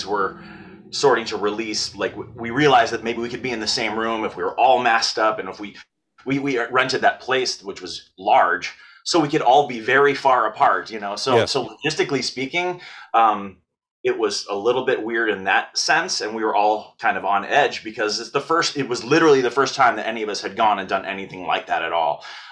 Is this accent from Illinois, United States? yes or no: yes; Wheaton, Illinois, United States; moved away; I grew up in Wheaton. I mean, it's fun. I don't live there anymore, but I grew up there